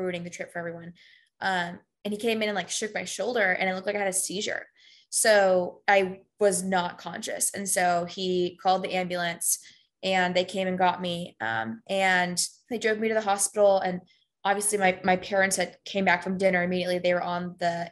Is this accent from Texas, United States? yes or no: yes; Houston, Texas, United States; moved away as an adult; I'm from Houston